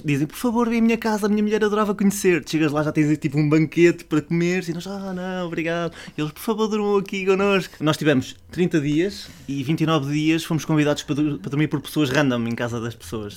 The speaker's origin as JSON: {"language": "Portuguese", "country": "Portugal", "said": "eu sou português"}